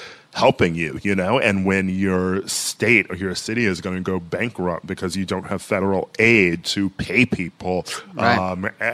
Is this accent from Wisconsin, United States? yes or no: yes; Milwaukee, Wisconsin, United States; my hometown of Milwaukee, Wisconsin